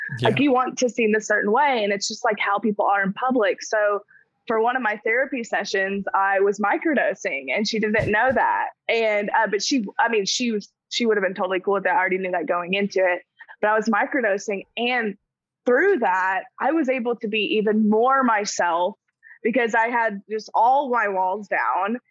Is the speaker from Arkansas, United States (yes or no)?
yes; Arkansas, United States; I'm from Arkansas, which is in the South